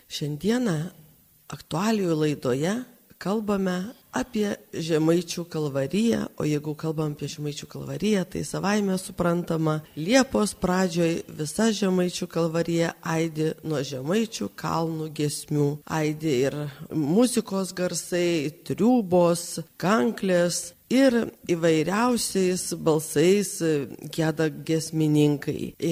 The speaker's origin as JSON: {"language": "Lithuanian", "region": "Samogitia", "country": "Lithuania", "said": "aš esu pati žemaitė"}